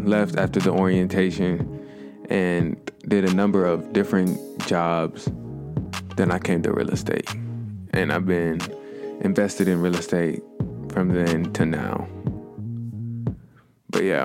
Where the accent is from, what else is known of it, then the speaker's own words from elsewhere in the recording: Pickerington, Ohio, United States; also born or lived in Coshocton, Ohio; me and my family moved to a place outside of Columbus. It was a little place called Pickerington, Ohio. Growing up in Pickerington